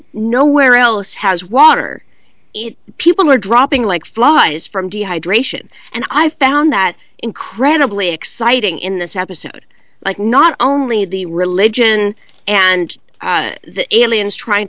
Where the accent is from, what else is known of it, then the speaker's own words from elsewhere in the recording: California, United States; I'm from California, and I grew up in basically a water drought